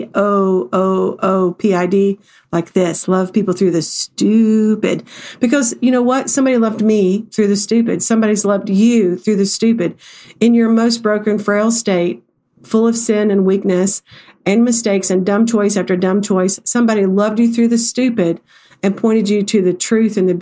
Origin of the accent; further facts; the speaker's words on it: the South, United States; I'm from the South